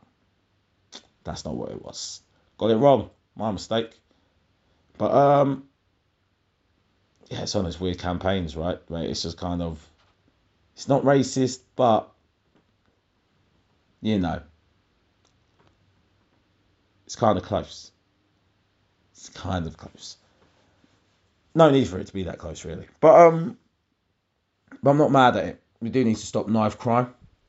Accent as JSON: {"language": "English", "region": "London", "country": "United Kingdom", "said": "I thought we still exchanged numbers as we're both from London"}